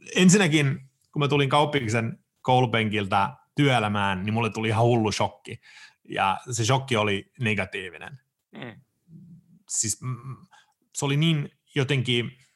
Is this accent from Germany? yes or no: no; Sweden; moved away as an adult; now in Finland; mä oon varttunut ja syntynyt, mä oon syntynyt Ruotsissa, mä oon varttunut siellä, asunut siellä kaksi kolmasosaa mun elämästä, siis 27 vuotiaas asti